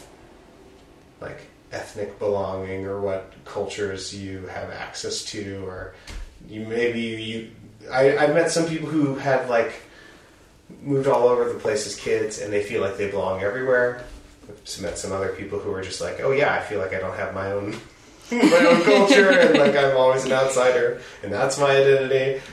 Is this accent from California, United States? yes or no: no; Portland, Oregon, United States; moved away as an adult; I didn't leave Oregon until I was 21, and that was, I felt like I should have done that sooner. Growing up in the Portland area